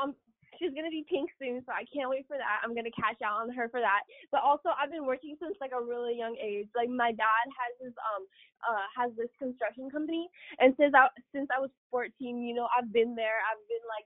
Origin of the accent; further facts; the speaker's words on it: Ukraine; moved away; back to Ukraine. Because, like, I was raised there. Like, that's just my home country